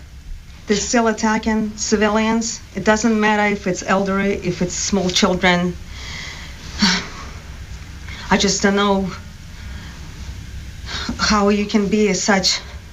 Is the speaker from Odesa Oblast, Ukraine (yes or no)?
no; Sumy Oblast, Ukraine; English is a second language; moved away as an adult; also born or lived in Turkmenistan; now in Duxbury, United States; I used came from the state that is called Sumy. We call it oblast, not state.